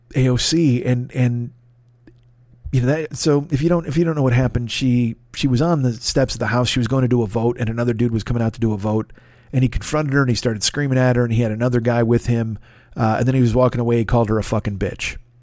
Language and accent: English; United States; I'm an American